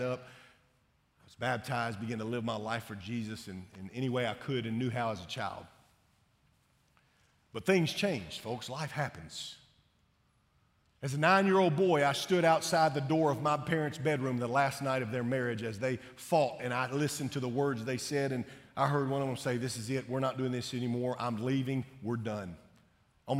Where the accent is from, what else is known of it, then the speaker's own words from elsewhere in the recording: Shreveport, Louisiana, United States; I grew up in Shreveport, Louisiana